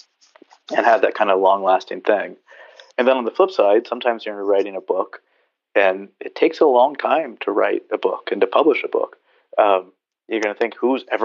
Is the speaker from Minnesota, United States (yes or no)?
no; Southern California, United States; also born or lived in Berkeley / San Diego; I grew up surfing in Southern California.